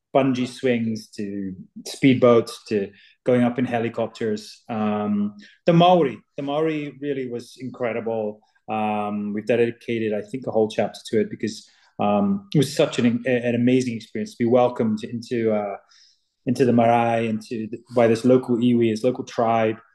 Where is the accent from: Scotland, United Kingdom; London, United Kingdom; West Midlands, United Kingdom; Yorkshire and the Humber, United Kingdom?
Scotland, United Kingdom; southwest of; from where I'm from, all made in Scotland, from my from the southwest of Scotland